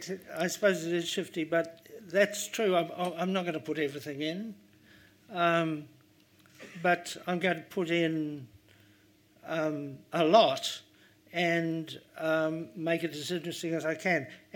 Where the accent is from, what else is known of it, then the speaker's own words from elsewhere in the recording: New Zealand; it's a New Zealand writer writing because it's our sensibility. We grew up in this space with these skies, these scenes.